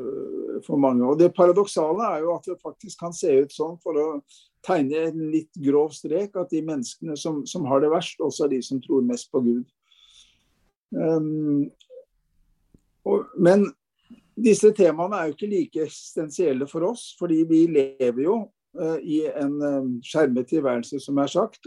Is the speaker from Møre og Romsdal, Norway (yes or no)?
no; Fredrikstad, Østfold, Norway; moved away as an adult; also born or lived in Hakadal / Bærum / Oslo; now in Bergen, Norway; et enkelt menneske fra Østfold. I utgangspunktet jeg kommer fra Fredrikstad